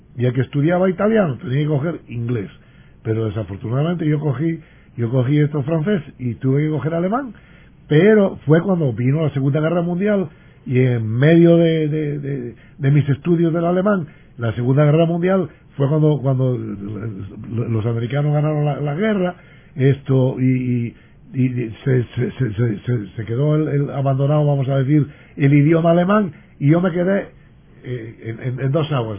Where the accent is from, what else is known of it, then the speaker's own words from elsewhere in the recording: Puerto de Vega, Asturias, Spain; now in Puerto Rico; cuando yo salí de Puerto de Vega, yo he salido allí con la idea de regresar a Puerto de Vega y poner una farmacia en Puerto de Vega